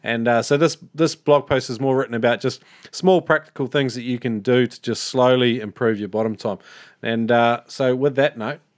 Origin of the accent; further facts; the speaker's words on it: New Zealand; now in Melbourne, Australia; Don't mistake me though, I'm a Kiwi living over here too.